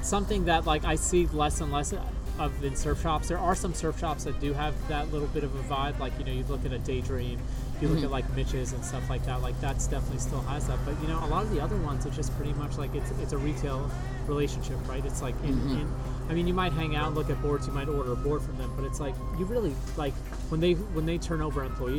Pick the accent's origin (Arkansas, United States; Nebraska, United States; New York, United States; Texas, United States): New York, United States; New York City; now in Los Angeles, United States; Like, I came from New York City, inner city skateboarding